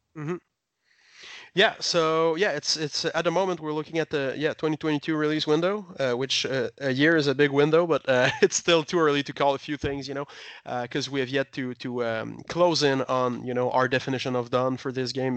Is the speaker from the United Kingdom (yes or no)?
no; Quebec, Canada; we're from Quebec.